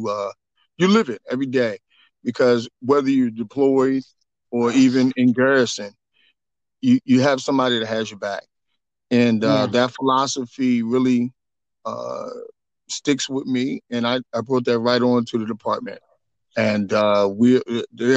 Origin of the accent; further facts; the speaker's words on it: Washington, District of Columbia, United States; born and raised in Washington, D.C. So, I'm a native son, and I'm home